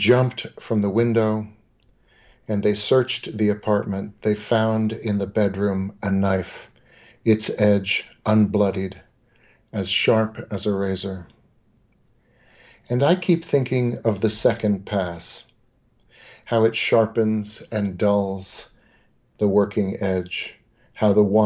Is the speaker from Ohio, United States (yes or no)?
no; New York, United States; we grew up in New York